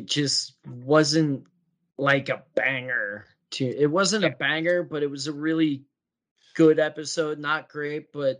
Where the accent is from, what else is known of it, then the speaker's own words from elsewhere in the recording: New York, United States; I'm from Long Island.